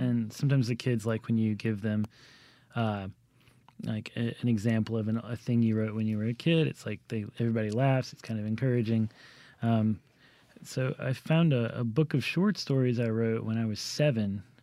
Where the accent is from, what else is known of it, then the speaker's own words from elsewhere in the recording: Jackson, Mississippi, United States; growing up in Jackson